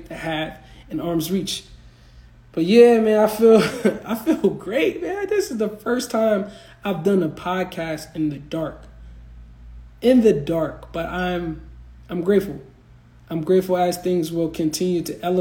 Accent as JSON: {"language": "English", "region": "East Coast", "country": "United States", "moved": "yes", "said": "originally I'm from the East Coast"}